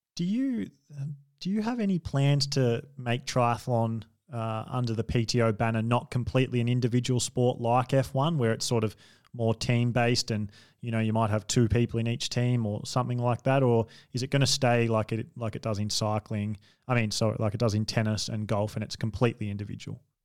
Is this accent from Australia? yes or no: yes; Australia; as an Australian